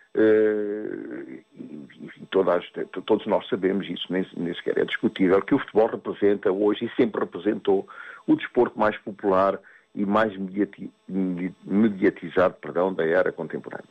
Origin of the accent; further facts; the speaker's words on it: Mozambique; moved away as an adult; eu vivi em África, nasci em África, eu nasci em Moçambique e sempre e foi lá que eu vivi até aos 28 anos